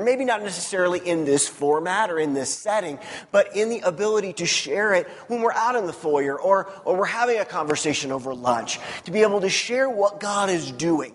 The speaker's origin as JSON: {"language": "English", "region": "Missouri", "country": "United States", "tie": "born or raised there", "said": "I grew up in Missouri. Missouri is the show me state"}